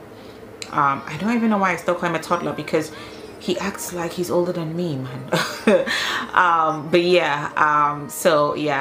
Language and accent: English; Ghana; now in Denmark; I'm Ghanaian